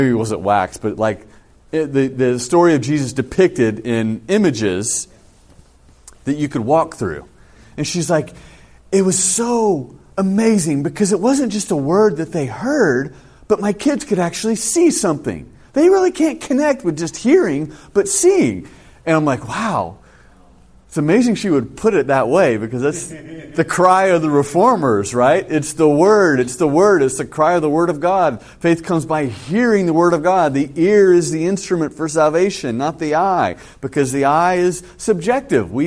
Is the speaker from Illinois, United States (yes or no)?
no; California, United States; moved away; I come from California